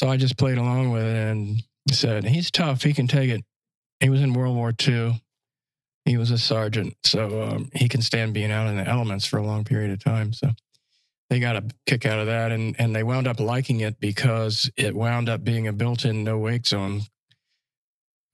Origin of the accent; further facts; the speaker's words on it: Florida, United States; also born or lived in Massapequa, Long Island, New York / Naples, Florida; Parents, my uncle and my grandfather moved down to Florida back in 1953. So I was only 1 year old